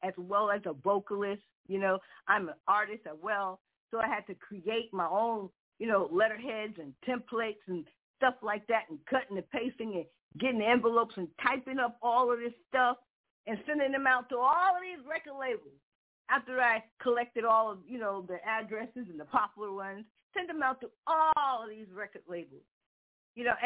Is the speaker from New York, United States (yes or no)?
yes; New York, United States; moved away as an adult; also born or lived in Manhattan; now in Connecticut, United States; I came from New York. I grew up in New York